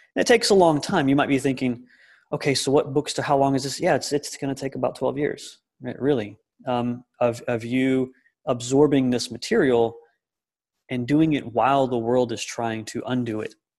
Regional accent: the South, United States; My identity as a man and my identity as, as an American or as a Southerner, I'm also in the South

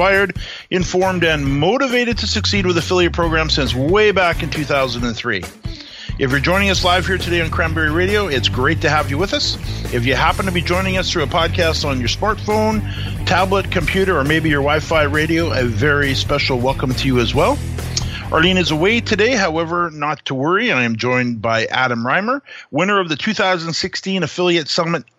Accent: Canada; being a Canadian

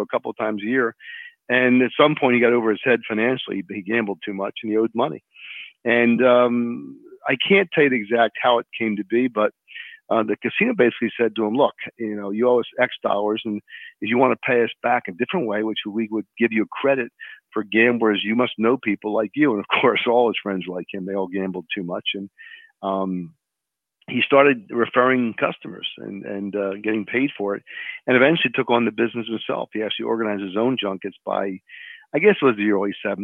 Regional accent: Philadelphia, Pennsylvania, United States; I grew up in Philadelphia

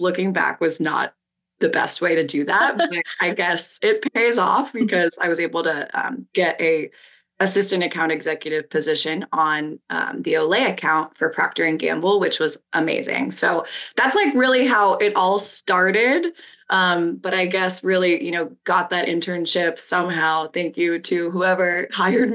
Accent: Cincinnati, Ohio, United States; moved away as an adult; also born or lived in New York; now in San Diego, United States; I'm from Cincinnati myself

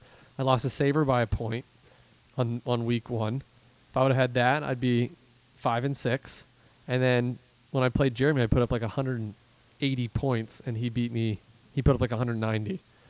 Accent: Pittsburgh, Pennsylvania, United States; they know I'm from Pittsburgh

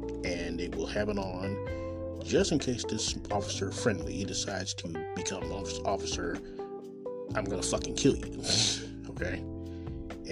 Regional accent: Kansas City, Missouri, United States; I'm coming live and direct from Kansas City, Missouri, my hometown

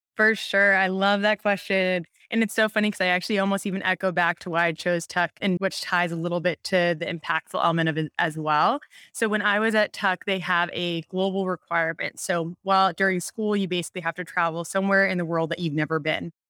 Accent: Montana, United States; moved away; I'm from Montana originally

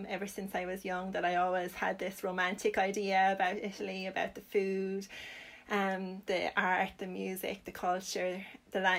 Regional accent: Limerick, Munster, Ireland; I'm from Limerick myself.

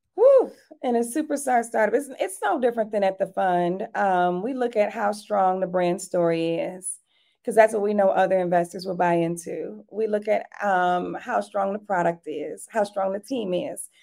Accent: Detroit, Michigan, United States; now in Atlanta, United States; I grew up in Detroit, Michigan

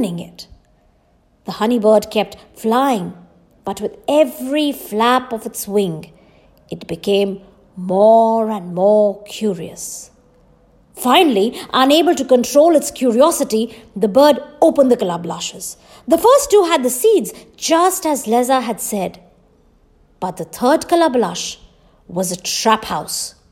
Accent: Jharkhand, India; my home state, Jharkhand

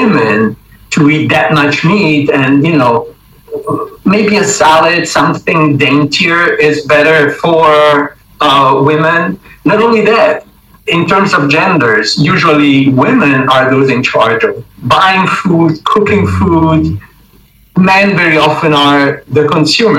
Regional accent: Rome, Lazio, Italy; moved away as an adult; also born or lived in China / Nepal; I was born and raised in Rome

